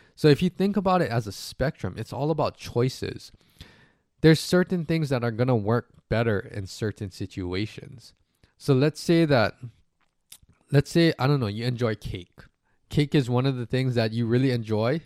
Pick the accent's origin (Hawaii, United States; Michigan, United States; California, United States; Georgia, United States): Hawaii, United States; moved away; also born or lived in US mainland; I'm from Hawaii